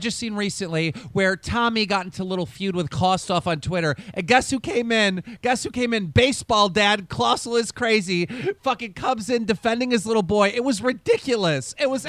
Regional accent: United States; to me, an American

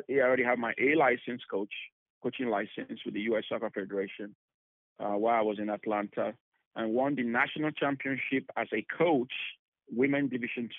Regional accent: Benin City, Edo, Nigeria; now in United States; I am from Nigeria originally. I was born in Nigeria, 1976, in a city called Benin City.

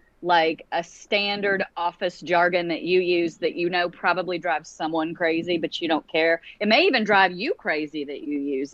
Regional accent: Beaumont, Texas, United States; moved away; Today, we're visiting family in Texas, and we were running around Beaumont, which is my hometown

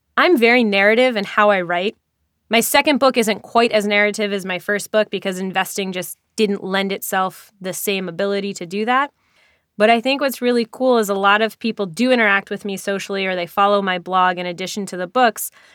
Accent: New York, United States; a New Yorker myself

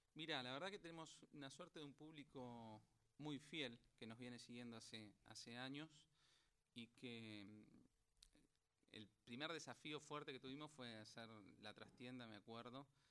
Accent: Buenos Aires, Argentina; somos bastante porteños.

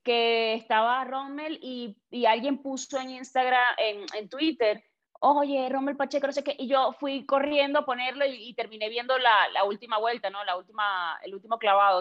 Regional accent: Venezuela; los venezolanos

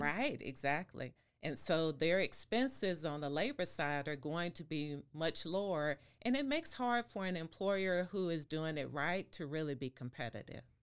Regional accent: Waco, Texas, United States; also born or lived in Fort Worth; now in Austin, United States; I am from Waco

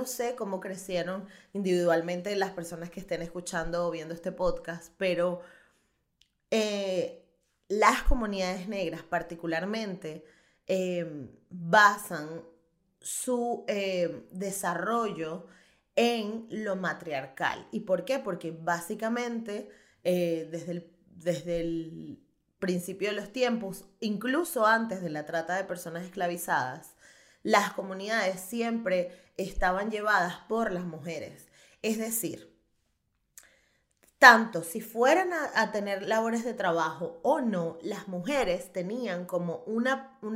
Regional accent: Chirimena, Miranda, Venezuela; bueno, mami, soy de Chirimena

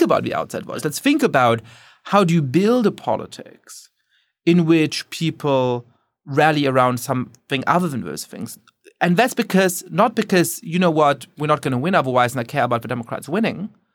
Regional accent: Germany; now in United States; I grew up Jewish in Germany

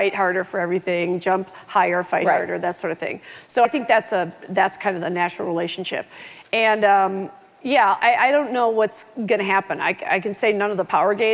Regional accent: Oak Park, Illinois, United States; I'm from Oak Park, Illinois

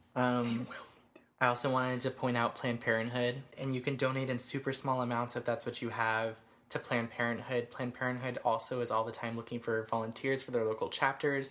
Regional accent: Georgia, United States; we're from Georgia

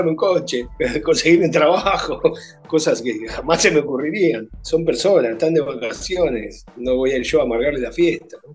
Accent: Argentina; O sea, soy argentino y ningún futbolista argentino se ha solidarizado conmigo

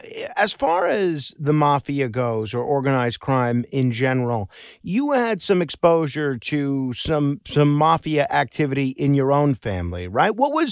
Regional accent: New York City, New York, United States; I grew up in Staten Island.

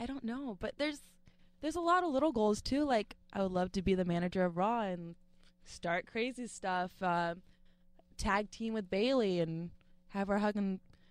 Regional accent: Boston, Massachusetts, United States; It's in Boston, my hometown.

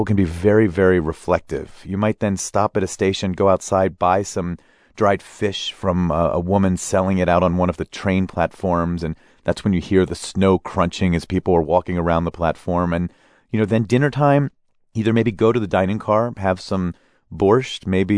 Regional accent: United States; the assumptions I've made as an American.

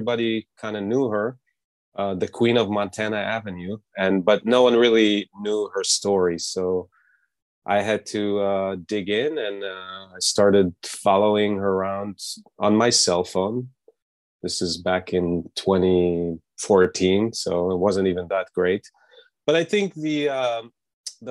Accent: Netanya, Central District, Israel; also born or lived in Los Angeles; now in New York, United States; my hometown, Netanya, in Israel, which is a small beach town, Mediterranean Sea.

